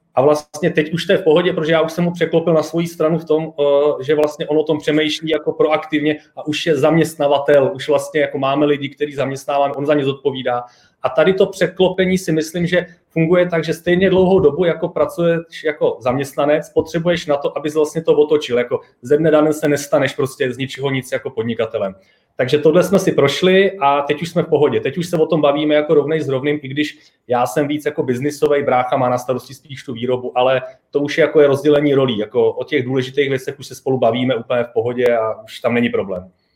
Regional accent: Czechia; now in Prague, Czech Republic; já jsem se odstěhoval z Hradce, odkud jsem, do Prahy

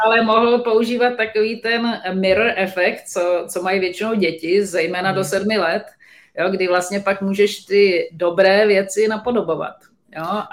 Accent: Czechia; my jako Češi

